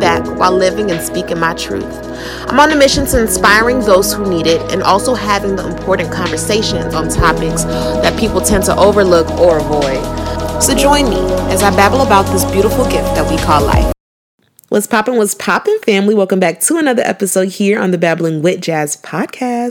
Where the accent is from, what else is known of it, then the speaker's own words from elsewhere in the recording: Nigeria; I'm Nigerian